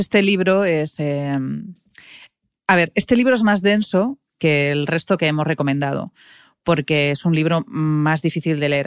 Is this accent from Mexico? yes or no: no; Pamplona, Navarre, Spain; moved away as an adult; now in Madrid, Spain; yo soy de Pamplona y en los 80 Pamplona pues tampoco era una ciudad muy moderna, no teníamos ni McDonald's